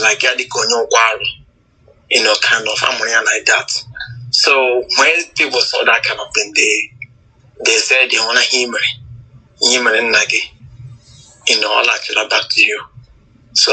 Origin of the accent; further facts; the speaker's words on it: Abia, Nigeria; first language Igbo; English is a second language; now in Cincinnati, United States; I'm from Abia States, from Ishalanga South in Abia States. But I live here in Ohio, Cincinnati, Ohio State, in the United States